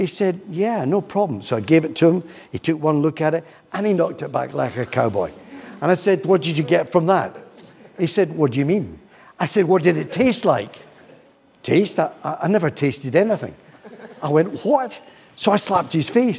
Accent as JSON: {"language": "English", "town": "Glasgow", "region": "Scotland", "country": "United Kingdom", "also_born_or_lived": "Troon", "said": "I come from Glasgow and Troon"}